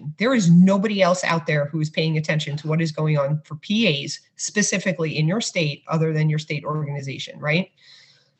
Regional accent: New York City, New York, United States; I grew up in Brooklyn

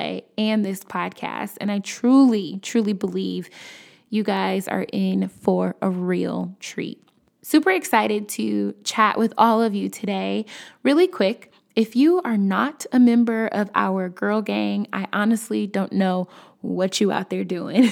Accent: Chicago, Illinois, United States; I'm from Chicago

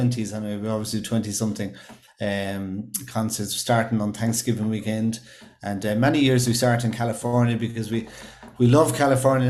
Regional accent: Ireland; living here on our small island of Ireland

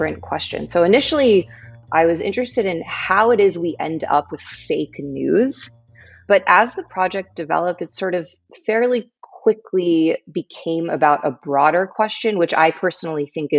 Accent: Englewood, New Jersey, United States; also born or lived in Palo Alto, California; I grew up in Englewood, New Jersey

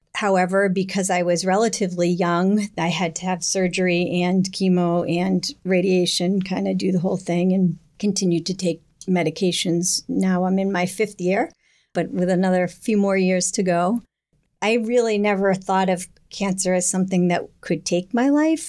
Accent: Hingham, Massachusetts, United States; I grew up in Hingham

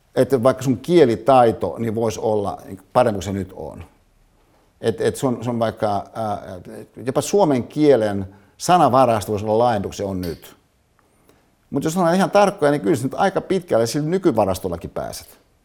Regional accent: Hyvinkää, Uusimaa, Finland; mihin mä synnyin Hyvinkäällä

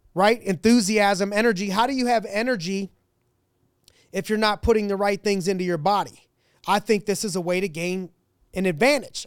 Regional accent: Ohio, United States; I'm from Ohio, that's where I was born, I was raised a Browns fan

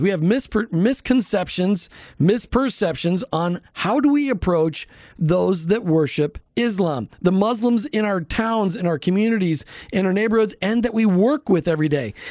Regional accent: Minnesota, United States; I grew up in Minnesota

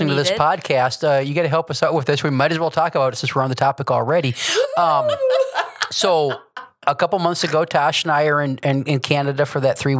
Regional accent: United States; I'm an American.

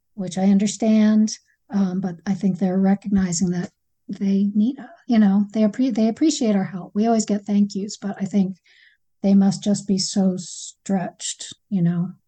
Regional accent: Acadia, Maine, United States; I grew up hiking in Acadia

